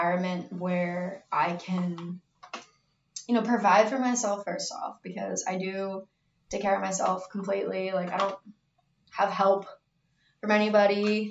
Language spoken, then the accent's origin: English; Baltimore, Maryland, United States; I'm from Baltimore